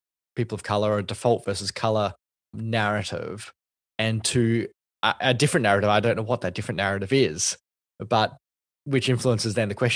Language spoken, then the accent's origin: English; Australia; one of the whitest names that you can have as a Asian Australian.